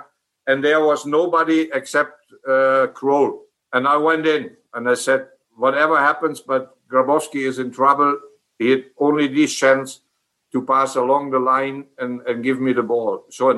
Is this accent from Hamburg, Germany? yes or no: no; Emmerich, North Rhine-Westphalia, Germany; English is a second language; and then I became Dutch as well, but I was feeling like a German. I grew up in Germany, so I spoke a little bit Dutch, what I do today as well.